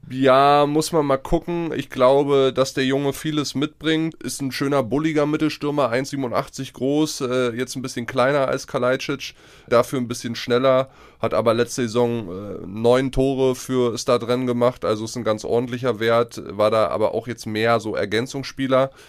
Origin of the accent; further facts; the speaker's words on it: Germany; wir Deutschen